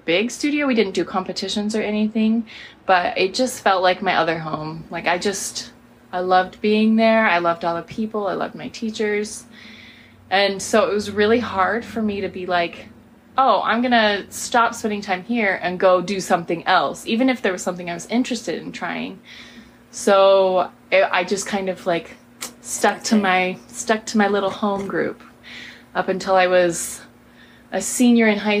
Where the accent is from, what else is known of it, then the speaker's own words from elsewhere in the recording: Spokane, Washington, United States; also born or lived in Moscow, Idaho; we moved here to Spokane, and I grew up here.